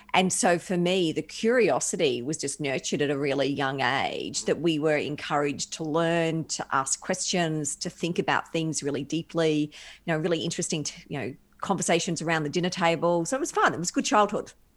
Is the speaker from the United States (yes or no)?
no; Brisbane, Queensland, Australia; moved away; So I'm a Brisbane girl by birth.